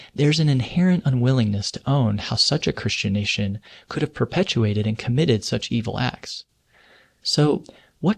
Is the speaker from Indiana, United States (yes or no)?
yes; Indiana, United States; my home state of Indiana, a community near me, Noblesville